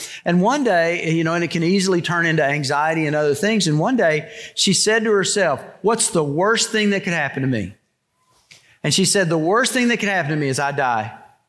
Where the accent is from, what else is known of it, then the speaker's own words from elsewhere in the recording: Texas, United States; You know, when I came here from Texas, one of the struggles I had was figuring out whether you guys were genuine or not.